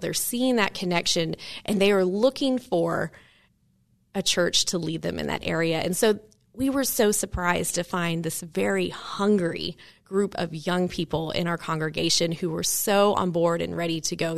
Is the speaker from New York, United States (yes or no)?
no; Maryville, Tennessee, United States; moved away; grew up in Maryville as well